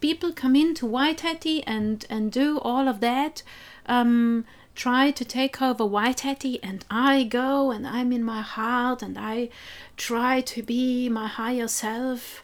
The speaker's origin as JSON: {"language": "English", "area": "South Tyrol", "region": "Trentino-Alto Adige", "country": "Italy", "tie": "born or raised there", "moved": "yes", "lives_now": "New Zealand", "said": "my region, where I grew up, South Tyrol, in the north of Italy"}